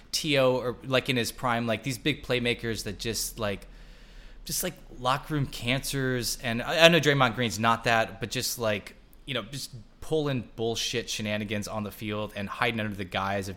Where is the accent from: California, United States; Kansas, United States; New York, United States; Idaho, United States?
Kansas, United States; I was born in Kansas